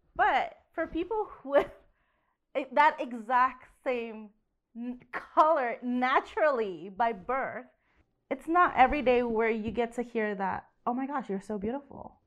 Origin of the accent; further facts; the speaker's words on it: Indonesia; moved away; I was born and raised in Indonesia